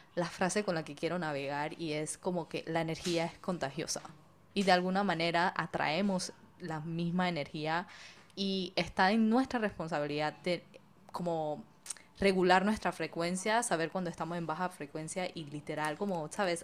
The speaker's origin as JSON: {"language": "Spanish", "country": "Panama", "tie": "born or raised there", "moved": "yes", "lives_now": "Israel", "said": "nací y criada full panameña, pero de papás inmigrantes chinos"}